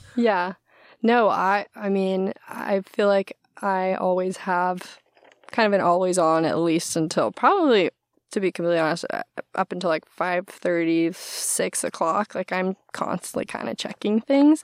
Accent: Maui, Hawaii, United States; moved away as an adult; now in Seattle, United States; also grew up and was born and raised on Maui

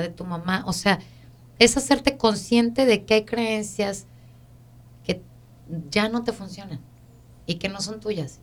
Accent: Mexico; now in United States; nosotros que venimos de México a este país

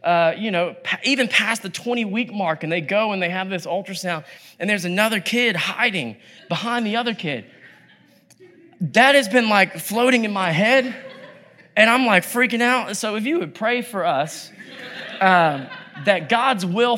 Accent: Atlanta, Georgia, United States; moved away as an adult; also born or lived in South Korea / Oakland, California / South Florida / New York City; now in California, United States; I grew up in Atlanta. Spent most of my life in Atlanta

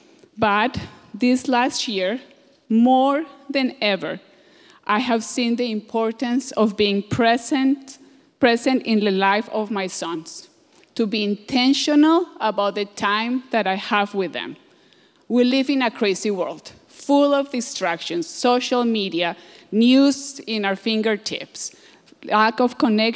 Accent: Colombia; moved away; I'm from Colombia.

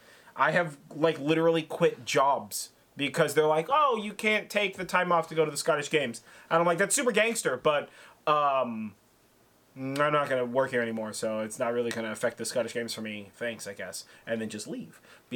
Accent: California, United States; as a Californian

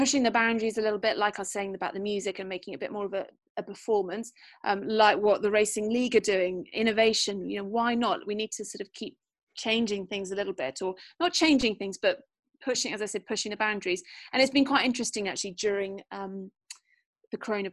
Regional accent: Wales, United Kingdom; I'm Welsh

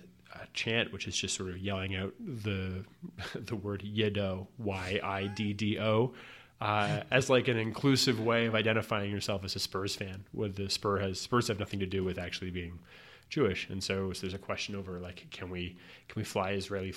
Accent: London, United Kingdom; So I grew up in North London supporting this tiny club that I really enjoyed

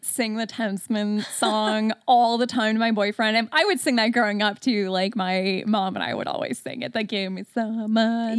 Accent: Detroit, Michigan, United States; I'm from Metro Detroit

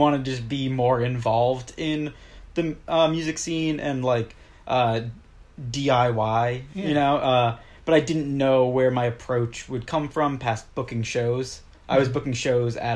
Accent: Maine, United States; now in Boston, United States; I'm from Maine originally.

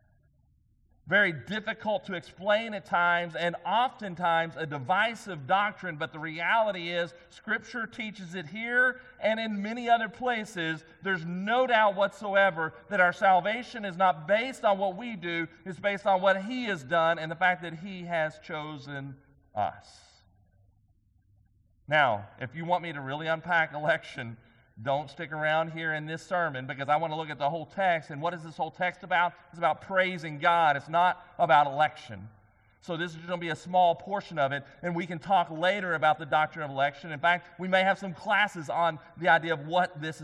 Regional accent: White House, Texas, United States; also born or lived in Commerce, Texas; growing up in Commerce and then over in White House.

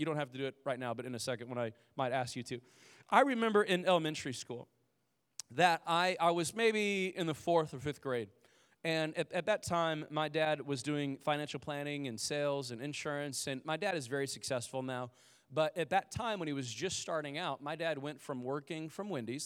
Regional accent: Indiana, United States; we lived in a, uh, like, a, a trailer home and, uh, growing up in Indiana

